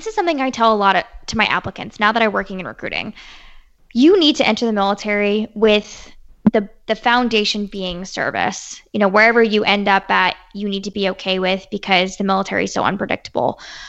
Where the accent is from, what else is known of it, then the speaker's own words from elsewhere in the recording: Quantico, Virginia, United States; I grew up near Quantico, Virginia.